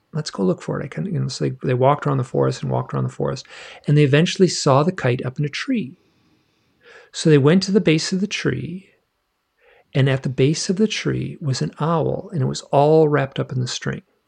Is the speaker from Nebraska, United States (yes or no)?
no; Michigan, United States; moved away; I grew up in Michigan